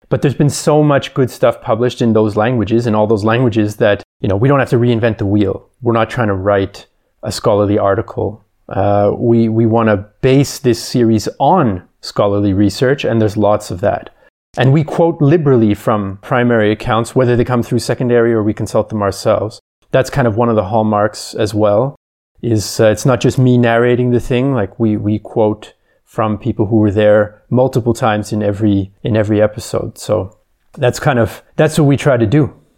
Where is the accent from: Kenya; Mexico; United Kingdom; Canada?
Canada; now in Vienna, Austria; I'm originally from Canada, but I've been living in Vienna for quite some time